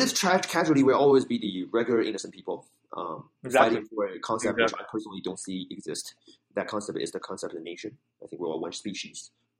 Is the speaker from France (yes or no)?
no; Shenzhen, Guangdong, China; I grew up in Shenzhen.